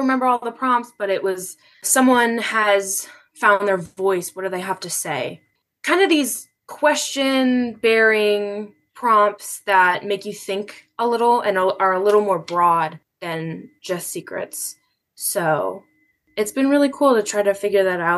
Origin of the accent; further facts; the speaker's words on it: Cleveland, Ohio, United States; I'm born and raised in Cleveland